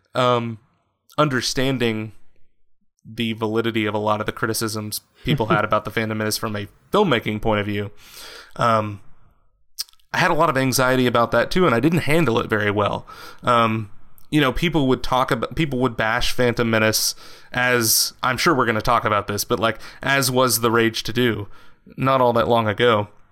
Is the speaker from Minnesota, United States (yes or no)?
no; West Texas, United States; I grew up in West Texas, which is like a very socially conser- and politically conservative uh, portion of the country